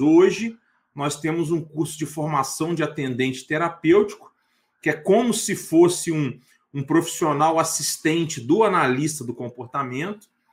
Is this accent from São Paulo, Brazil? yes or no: no; Itaperuna, Rio de Janeiro, Brazil; also born or lived in Niterói / Vitória, Espírito Santo; now in Goiânia, Brazil; Eu sou natural de Itaperuna, interior do estado do Rio de Janeiro